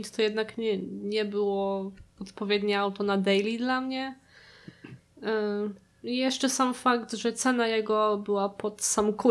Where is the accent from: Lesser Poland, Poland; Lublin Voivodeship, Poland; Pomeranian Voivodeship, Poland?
Lublin Voivodeship, Poland; Lublin; U nas w Lublinie